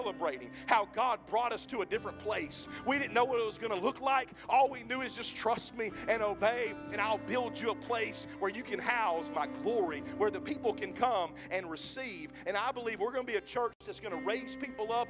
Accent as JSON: {"language": "English", "region": "Mississippi", "country": "United States", "moved": "yes", "lives_now": "Oklahoma, United States", "said": "I'm from Mississippi. I get my words twisted half the time"}